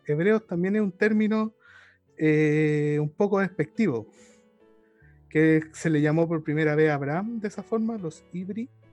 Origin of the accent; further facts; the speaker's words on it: Chile; somos chilenos